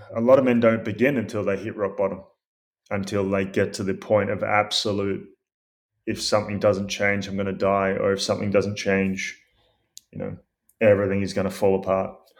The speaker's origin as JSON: {"language": "English", "country": "Australia", "tie": "born or raised there", "said": "I grew up in Australia"}